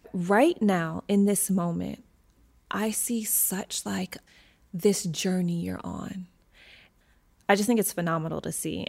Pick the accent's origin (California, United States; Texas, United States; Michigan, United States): Michigan, United States; moved away; my hometown of Michigan